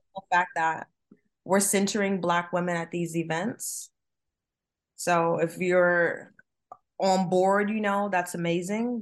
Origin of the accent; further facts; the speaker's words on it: New Jersey, United States; I'm from Jersey